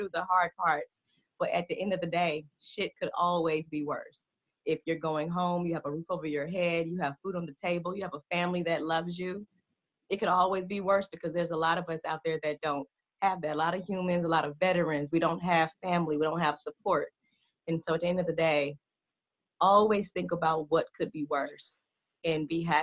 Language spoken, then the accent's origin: English; Atlanta, Georgia, United States; also born or lived in Jackson, Mississippi; I was born in Jackson, raised in Atlanta.